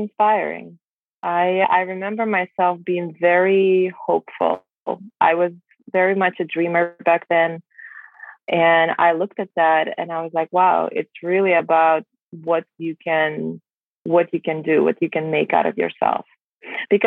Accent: Belarus; English is a second language; moved away as an adult; now in United States; I was born and raised in Belarus

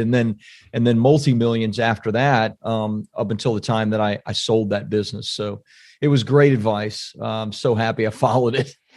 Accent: Central Florida, United States; also born or lived in California; now in Saint Augustine, United States; I'm from Central Florida

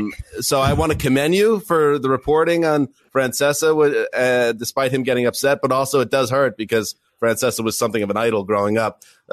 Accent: Northeast, United States; growing up in the Northeast

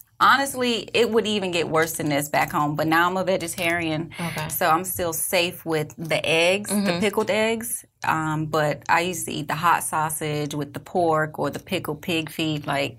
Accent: Miami, Florida, United States

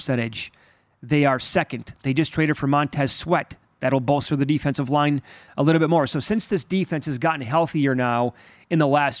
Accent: Chicago, Illinois, United States; I'm from the Midwest

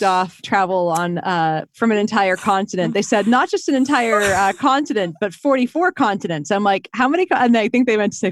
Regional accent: Boston, Massachusetts, United States; As a Bostonian, I can make fun of my people

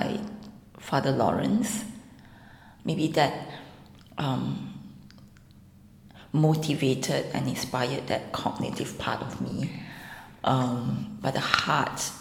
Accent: Singapore; I'm from Singapore.

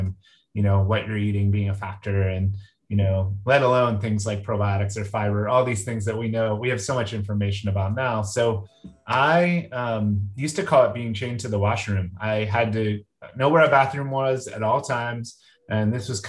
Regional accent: Southern New Jersey, United States; I was raised in Southern New Jersey

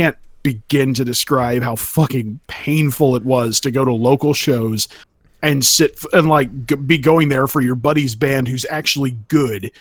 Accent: California, United States; growing up in California

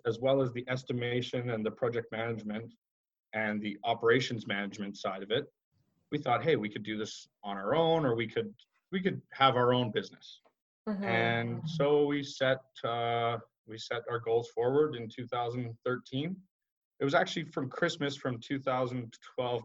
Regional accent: Calgary, Alberta, Canada; Growing up in Calgary, Alberta, my father was always, he was a construction professional

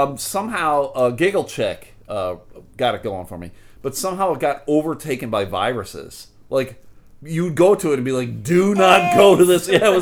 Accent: United States; as an American

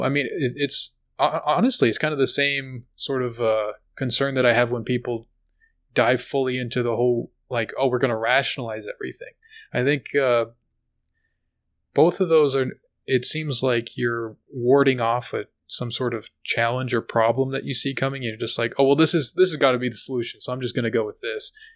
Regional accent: United States

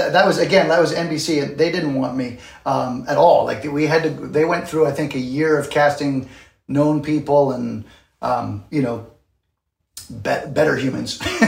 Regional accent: Canada; now in New York City, United States; But yeah, I'm Canadian, and I had moved to New York City in, I think, 89 to do Broadway.

